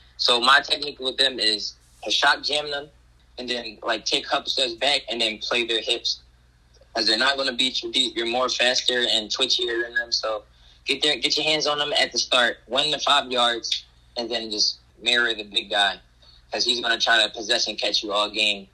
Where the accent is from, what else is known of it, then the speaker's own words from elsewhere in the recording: Philadelphia, Pennsylvania, United States; I grew up in the Philadelphia area, but I lived in the county for like six years